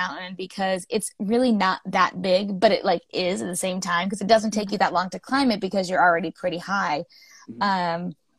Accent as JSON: {"language": "English", "country": "Ireland", "said": "I'm Irish. I don't know if you can tell by the face and stuff. But I'm an Irish girl"}